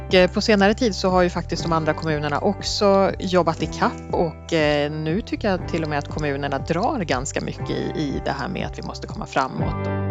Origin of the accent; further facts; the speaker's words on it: Sorunda, Stockholm County, Sweden; moved away as an adult; also born or lived in Skåne; jag kommer faktiskt från en liten ort som heter Sorunda i Nynäshamns kommun, där jag är uppvuxen